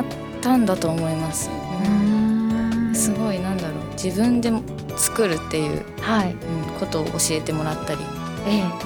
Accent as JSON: {"language": "Japanese", "town": "Mizumaki", "region": "Fukuoka", "country": "Japan", "tie": "born or raised there", "said": "私自身も水巻にずっと住んでる"}